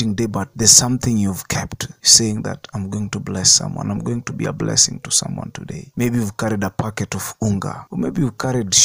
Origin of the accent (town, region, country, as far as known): Kenya